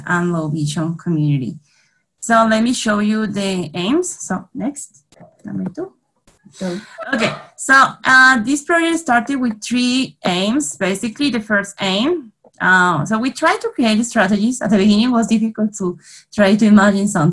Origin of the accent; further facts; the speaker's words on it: Colombia; English is a second language; I'm from Colombia.